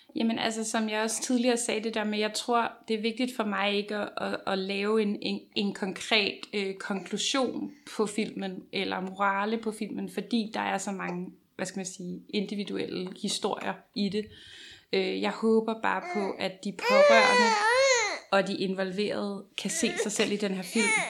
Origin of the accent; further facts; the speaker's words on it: Copenhagen, Capital Region of Denmark, Denmark; nu kommer jeg her fra København